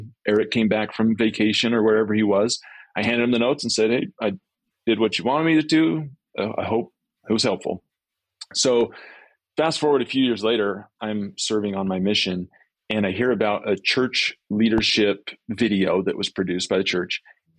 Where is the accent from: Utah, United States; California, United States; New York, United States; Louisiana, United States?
Utah, United States; Grantsville; I grew up in... I was telling you before, I grew up in Grantsville, but then we moved to Alpine.